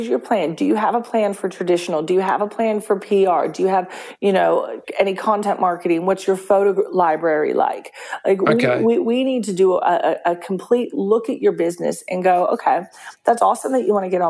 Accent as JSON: {"language": "English", "region": "Texas", "country": "United States", "moved": "yes", "lives_now": "Perth, Australia", "said": "I'm Texan"}